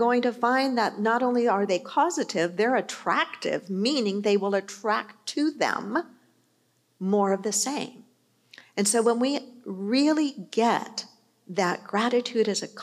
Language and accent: English; New York City, New York, United States; I was born in New York. I was born in Queens.